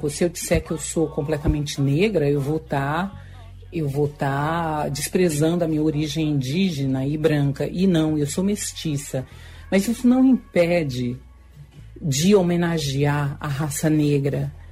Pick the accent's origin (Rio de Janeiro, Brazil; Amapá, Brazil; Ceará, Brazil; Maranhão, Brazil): Maranhão, Brazil; Lago da Pedra; E, e para mim é uma grande honra de ter vindo de Lago da Pedra. Eu sou interiorana e, e ter vindo de tão longe